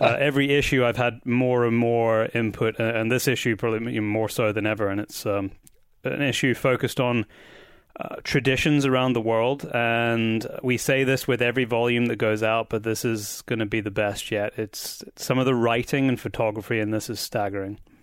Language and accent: English; Scotland, United Kingdom; I am back in my home country of Scotland